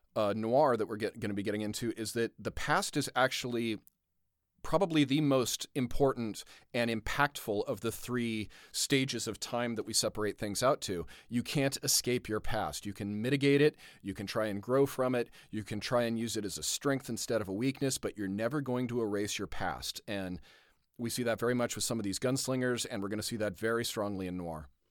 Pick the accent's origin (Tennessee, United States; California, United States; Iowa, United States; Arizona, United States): California, United States; Southern; growing up in Southern California